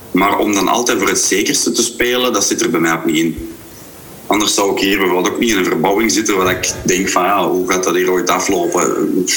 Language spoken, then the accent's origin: Dutch; Grobbendonk, Flanders, Belgium; ben ik een Kempenaar in hart en ziel. En, en eh, zeker een Grobbelonkenaar of een Bouwelaar in hart en ziel.